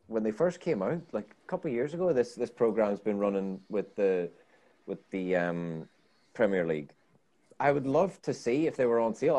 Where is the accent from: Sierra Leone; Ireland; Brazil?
Ireland; I'm Irish